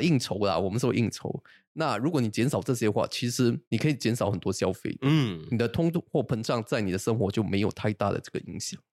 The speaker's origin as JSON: {"language": "Chinese", "country": "Singapore", "said": "我一个新加坡人的角度"}